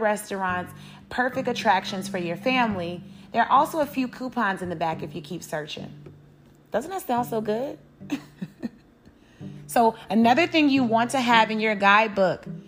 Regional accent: Chicago, Illinois, United States; Growing up in Chicago, Illinois

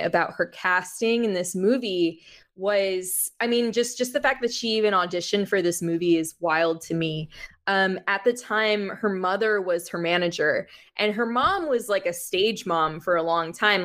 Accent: Miami, Florida, United States; moved away as an adult; also born or lived in Jersey City, New Jersey / Jacksonville, Florida; now in Los Angeles, United States; I grew up in Miami.

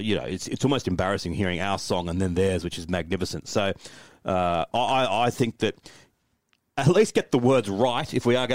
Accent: Australia

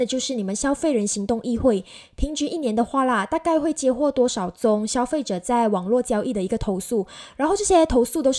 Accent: Malaysia; 在疫情之后呢，我们马来西亚人都很喜欢就是在网上购物，然后用转账的方式去进行一个消费嘛。

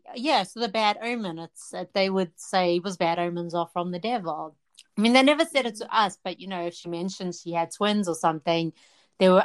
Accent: South Africa; moved away; I grew up in South Africa.

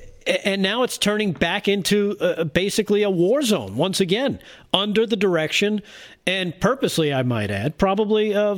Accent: New York City, New York, United States; I remember growing up in New York City

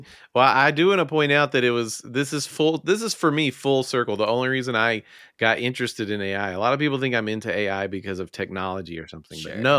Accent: Memphis, Tennessee, United States; growing up in Memphis

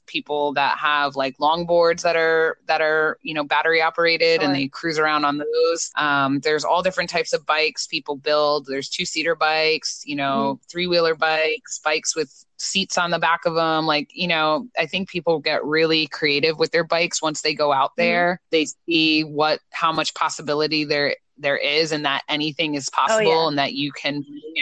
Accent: New Jersey, United States; I'm from New Jersey

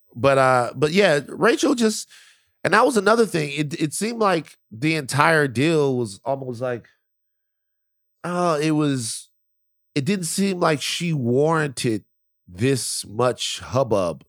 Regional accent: Baton Rouge, Louisiana, United States; now in California, United States; I grew up in Baton Rouge, Louisiana, the deep south.

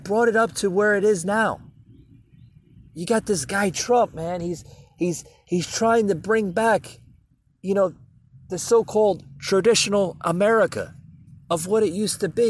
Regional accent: United States; as an American

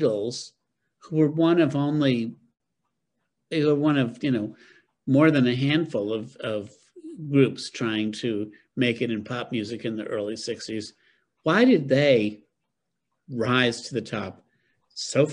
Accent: upstate New York, United States; moved away; also born or lived in Boston; I grew up in New York

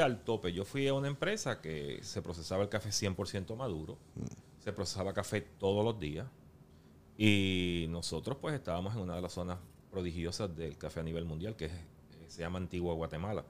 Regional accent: Yauco, Puerto Rico; los caficultores que producen y procesan ese café, pues, son de mi pueblo natal

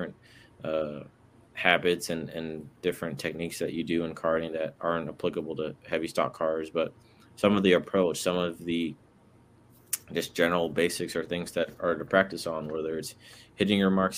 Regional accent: Brooklyn, New York, United States; also born or lived in Atlanta / Washington, D.C.; I was born in Atlanta, raised in Brooklyn, New York, and Washington, D.C.

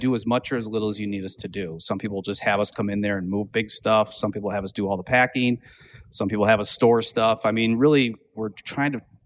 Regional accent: Owatonna, Minnesota, United States; also born or lived in Madison; I grew up in Owatonna, Minnesota.

